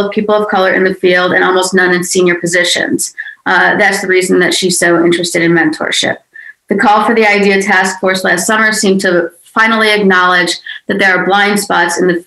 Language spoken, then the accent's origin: English; Chicago, Illinois, United States; moved away as an adult; also born or lived in New Orleans / United Kingdom; I'm from Chicago